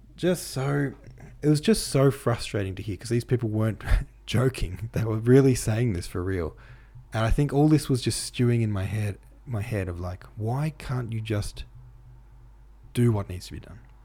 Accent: Victoria, Australia; Australia, or Victoria, my home state

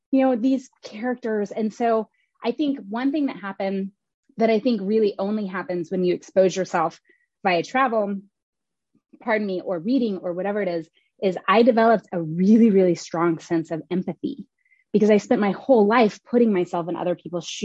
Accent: Oklahoma, United States; also born or lived in Kentucky, United States; now in Richmond, United States; I was born in Kentucky. I grew up in Oklahoma. I live in Richmond, Virginia right now. It's my 19th city and third country.

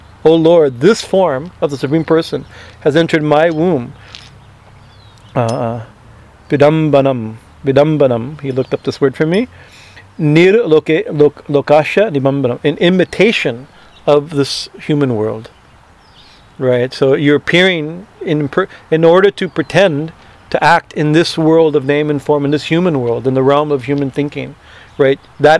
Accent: India; Growing up in India, you know, for us this is kind of we discovered these things.

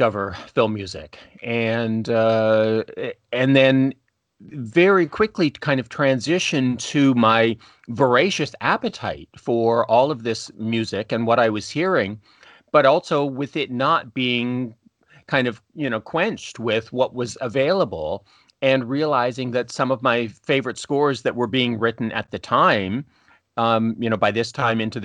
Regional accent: just outside of Toronto, Ontario, Canada; I'm Canadian, grew up just outside of Toronto

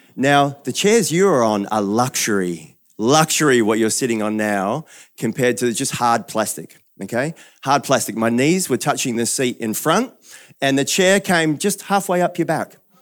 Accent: New Zealand; moved away; I'm a Kiwi originally

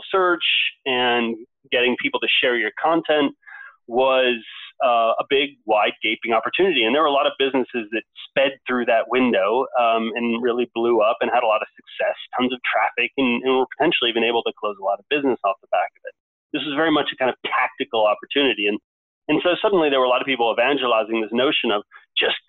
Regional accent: United States; moved away as an adult; also born or lived in Norway; now in London, United Kingdom; I grew up in the States, of course, went to Duke

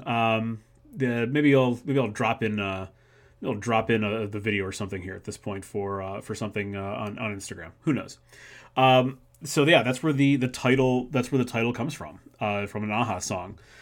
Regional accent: Macedonia, Ohio, United States; my hometown of Macedonia, Ohio

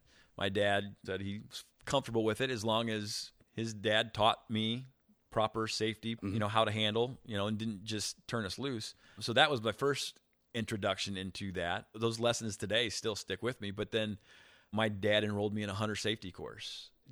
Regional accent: Eureka, Illinois, United States; now in Chicago, United States; I grew up in a small town.

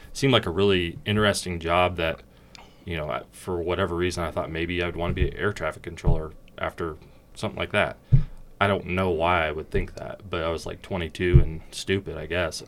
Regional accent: Portland, Oregon, United States; moved away as an adult; also born or lived in California; Born in California, but very quickly moved to Oregon. Um, grew up there almost my entire life

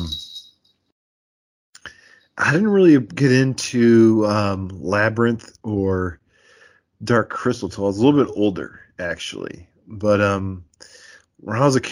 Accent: Iowa, United States; I'm from Iowa

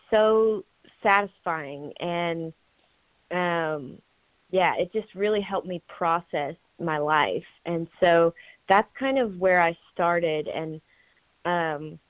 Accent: Franklin, Tennessee, United States; now in Nashville, United States; I was born and raised in Franklin. Actually, a few years ago, I actually moved to Nashville, but I was born and raised in Franklin.

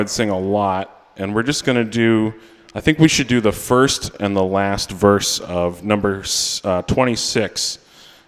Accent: Maine, United States; also born or lived in New York; I am from Maine

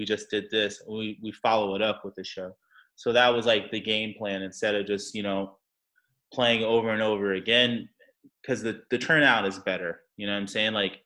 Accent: Anchorage, Alaska, United States; moved away as an adult; also born or lived in Orlando, Florida; now in Brooklyn, United States; I'm not from Florida. I'm from Anchorage, Alaska. I was born and raised there till I was 18.

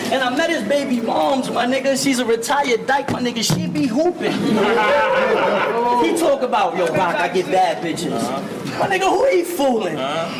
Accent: Brooklyn, New York, United States; I mean, I'm from Brooklyn all day. We don't see BS.

